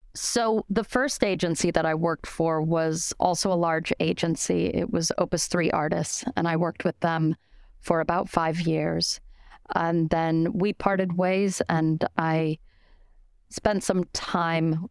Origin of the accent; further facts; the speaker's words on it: Denver, Colorado, United States; moved away as an adult; also born or lived in Spain / New York City; I'm originally from Denver, Colorado